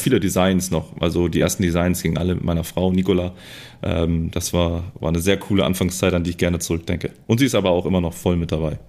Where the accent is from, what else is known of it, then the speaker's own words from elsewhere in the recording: around Hamburg, Lower Saxony, Germany; bin hier auch so in dem Kreis aufgewachsen, in verschiedenen äh, Städten rund um Hamburg herum